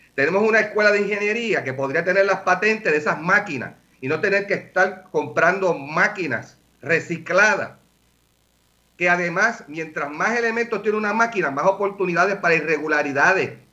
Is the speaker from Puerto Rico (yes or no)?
yes; Puerto Rico; como buenos puertorriqueños